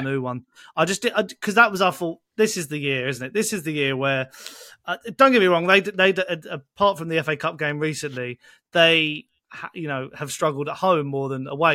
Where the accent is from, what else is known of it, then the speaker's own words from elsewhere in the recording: Essex, East of England, United Kingdom; moved away; I'm originally from Essex